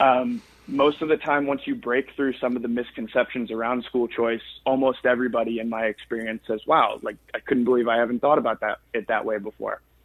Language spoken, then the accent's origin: English; Florida, United States; I grew up in Florida